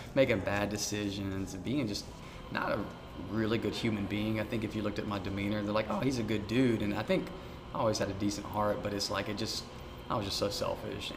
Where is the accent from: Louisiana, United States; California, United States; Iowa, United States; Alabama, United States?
Alabama, United States; Montgomery; also born or lived in Union Springs, Alabama / Auburn, Alabama; I was born in Montgomery